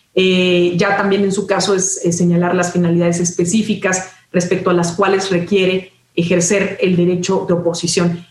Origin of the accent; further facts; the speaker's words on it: Mexico; como mexicanos, mexicanas